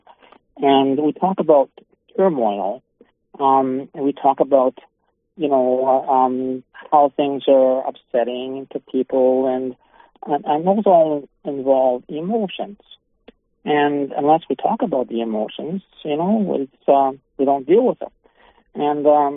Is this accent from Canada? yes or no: yes; Canada; I'm a Canadian in Canada